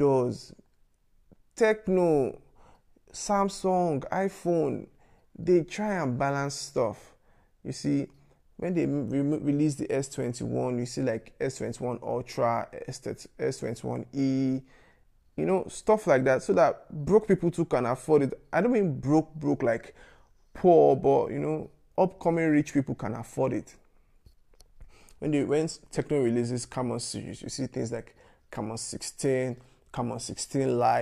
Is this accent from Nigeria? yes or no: yes; Lagos, Nigeria; I grew up in Yaba